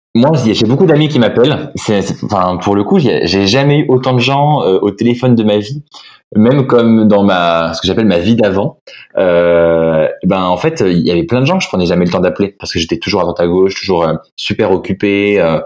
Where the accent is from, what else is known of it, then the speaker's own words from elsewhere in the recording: Nantes, Pays de la Loire, France; also born or lived in Lille; j'ai grandi en fait à Lille quand j'étais vraiment tout euh, tout gamin et après on a déménagé à Nantes avec mes parents